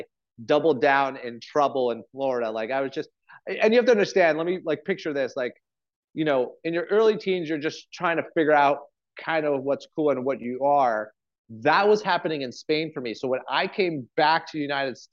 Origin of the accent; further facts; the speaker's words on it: Montreal, Quebec, Canada; moved away; also born or lived in France; I'm one of those kitchen rats that I grew up in the family industry. I'm from Montreal